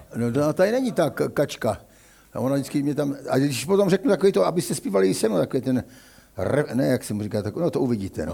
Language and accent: Czech; Kroměříž, Zlín Region, Czechia; moved away as an adult; also born or lived in Uničov; now in Olomouc, Czechia; Narodil jsem se v Uničově roku 1950, ale jenom jsme tam bydleli s rodiči půl roku a šli jsme, protože voja, táta byl voják do Kroměříže